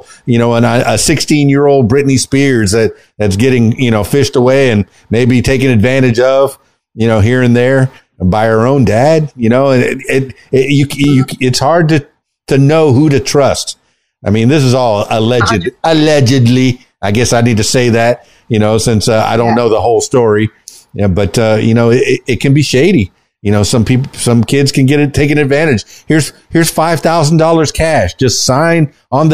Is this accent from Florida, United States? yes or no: yes; Miami, Florida, United States; now in Arkansas, United States; I was born in Miami, born and raised in Miami.